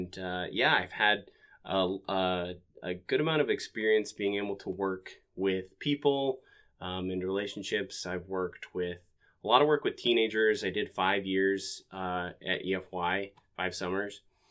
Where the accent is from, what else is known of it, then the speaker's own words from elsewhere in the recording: Ogden, Utah, United States; So I am originally from Ogden, Utah. I was born and raised there. I come from a large family.